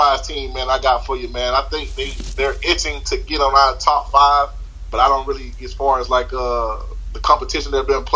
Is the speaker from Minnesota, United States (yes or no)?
no; Plant City, Florida, United States; I'm from Plant City